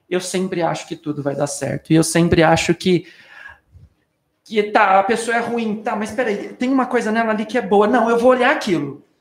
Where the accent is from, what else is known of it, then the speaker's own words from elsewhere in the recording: Batatais, São Paulo, Brazil; Eu sou de Batatais, ah. interior de São Paulo. Fiquei lá cinco dias com a minha mãe.